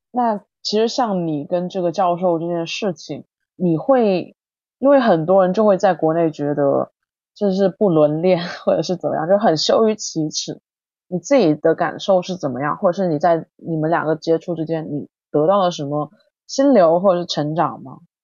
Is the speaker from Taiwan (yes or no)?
no; southern China, China; also born or lived in Hangzhou; now in Beijing, China; 我是南方人